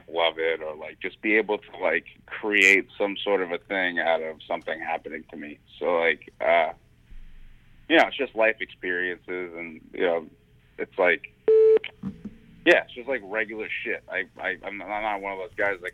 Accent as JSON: {"language": "English", "town": "New York City", "region": "New York", "country": "United States", "tie": "born or raised there", "said": "growing up in Staten Island"}